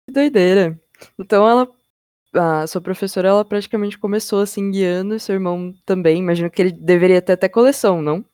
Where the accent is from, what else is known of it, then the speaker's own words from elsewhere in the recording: São Paulo, Brazil; eu sou de São Paulo.